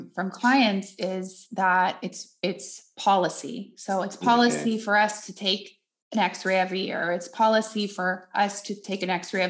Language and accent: English; Netherlands; I grew up in Holland where they don't have fluoride in the water